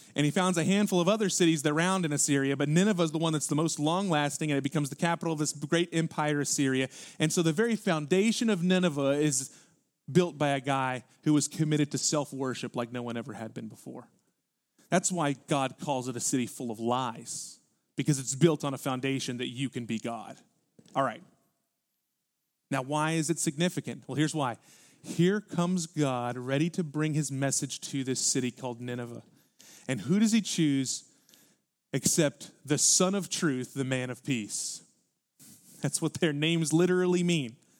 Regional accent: Houston, Texas, United States; because we're from Houston

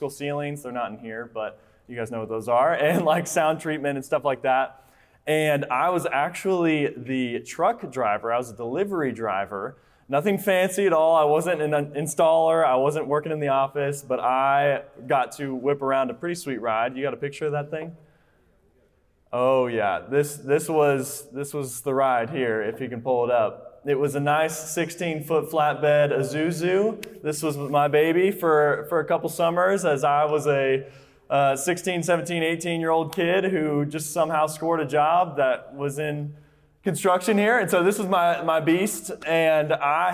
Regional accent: Colorado, United States; now in Texas, United States; I am from Colorado

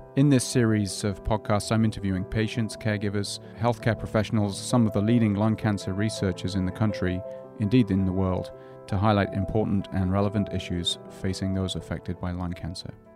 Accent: England, United Kingdom; moved away; I grew up in England

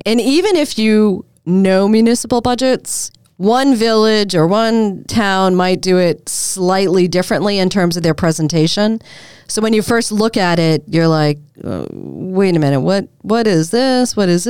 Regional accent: Massachusetts, United States; accent: Boston; And so I was polishing off my former Boston accent.

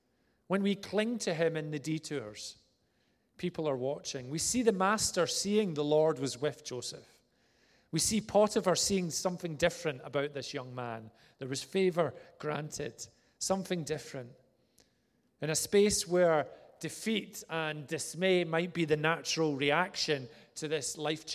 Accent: Vale of Leven, Scotland, United Kingdom; also born or lived in Inverness; of my child years were spent in a place called Vale of Leven near Loch Lomond

